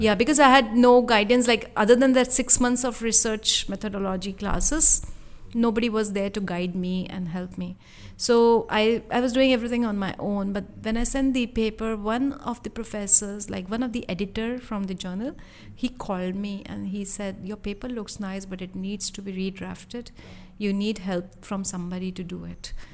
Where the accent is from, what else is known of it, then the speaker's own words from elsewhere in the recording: India; moved away as an adult; I was from India